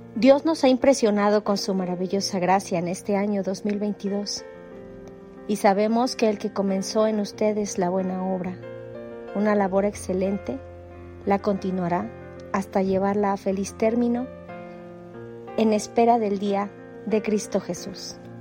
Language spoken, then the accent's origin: Spanish; Mexico; soy de México